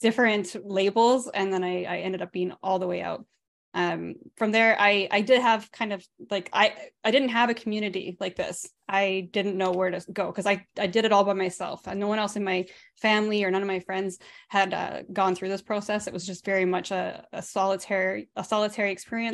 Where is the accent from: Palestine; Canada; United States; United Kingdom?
Canada; I grew up in a charismatic Pentecostal family here in Canada